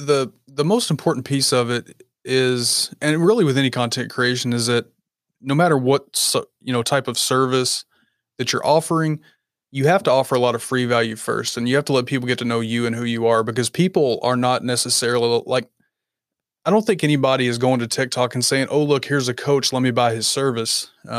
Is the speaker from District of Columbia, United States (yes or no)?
no; Kentucky, United States; A little bit further north. I'm in Kentucky.